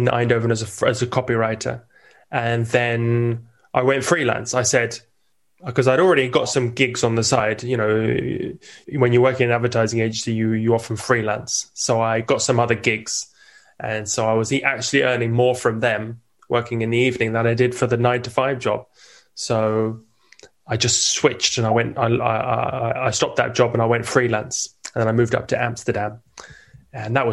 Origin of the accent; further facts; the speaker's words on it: England, United Kingdom; moved away as an adult; now in Italy; originally, I'm English. I'm an immigrant here in Italy